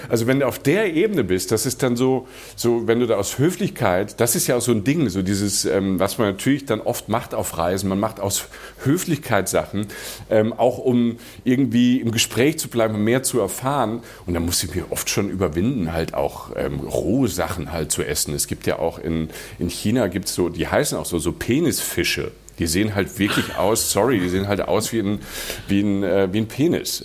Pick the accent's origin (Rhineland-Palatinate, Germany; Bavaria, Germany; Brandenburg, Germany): Rhineland-Palatinate, Germany; moved away; Die Pfalz ist so Südpfalz, also Südpfalz, wo ich herkomme, das ist ähm, so Neustadt, Weinstraße, Landau, französische Grenze.